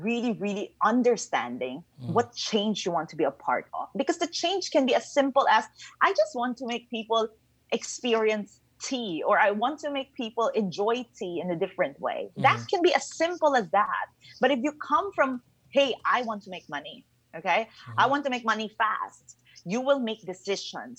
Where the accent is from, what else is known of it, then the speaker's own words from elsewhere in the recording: Philippines; I'm originally from the Philippines